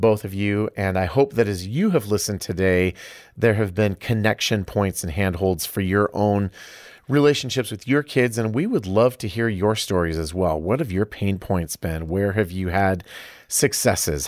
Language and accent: English; Iowa, United States; moved away; I'm from Iowa